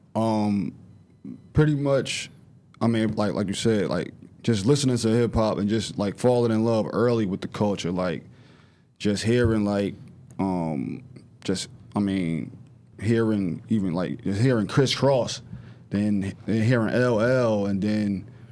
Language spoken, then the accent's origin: English; Newark, New Jersey, United States; I'm from I'm from North North, from um, Grafton Ave Projects